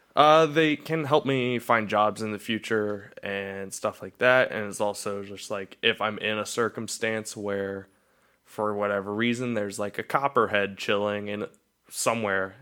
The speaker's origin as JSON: {"language": "English", "town": "Cuyahoga Falls", "region": "Ohio", "country": "United States", "tie": "born or raised there", "said": "I was born in Cuyahoga Falls, Ohio, and I was raised in Cuyahoga Falls"}